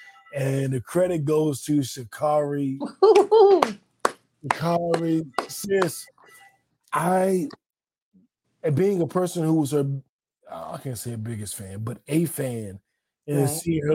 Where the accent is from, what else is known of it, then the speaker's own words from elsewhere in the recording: Washington, District of Columbia, United States; also born or lived in Georgia; in the DC neighborhoods I was raised